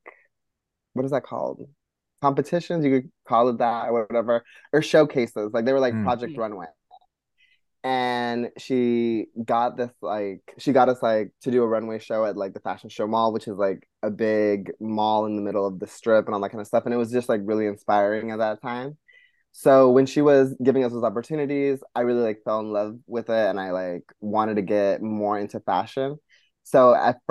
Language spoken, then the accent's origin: English; Las Vegas, Nevada, United States; first language Spanish; English is a second language; now in New York City, United States; growing up in Vegas, it wasn't very much, like, Americanized until I got into, like, elementary school